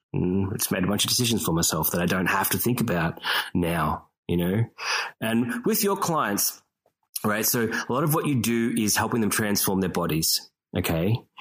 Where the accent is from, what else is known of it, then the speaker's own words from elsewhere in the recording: Australia; moved away; I'm the Australian guy